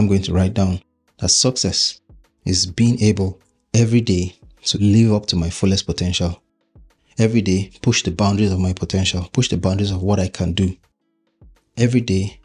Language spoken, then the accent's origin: English; Nigeria; now in United Kingdom; I'm Nigerian. That's my home country. And even though I'm making this podcast from the UK currently